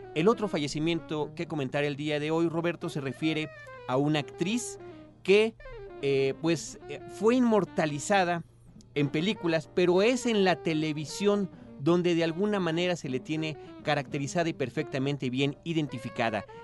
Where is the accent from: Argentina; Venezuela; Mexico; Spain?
Mexico